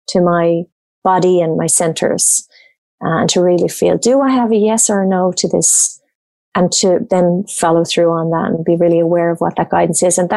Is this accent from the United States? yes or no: no; Australia; Obviously, I'm Irish Australian